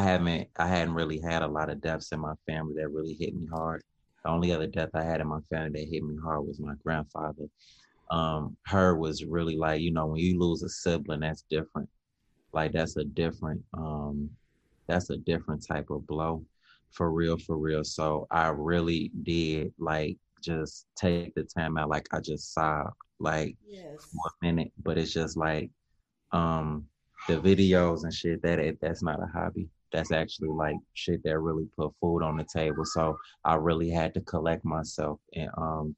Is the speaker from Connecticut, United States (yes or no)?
no; Chicago, Illinois, United States; growing up in Chicago